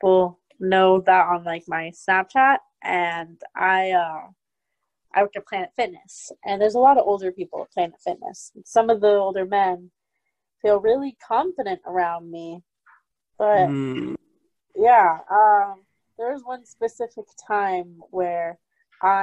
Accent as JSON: {"language": "English", "region": "Nebraska", "country": "United States", "said": "I was in Nebraska. I'm from Nebraska"}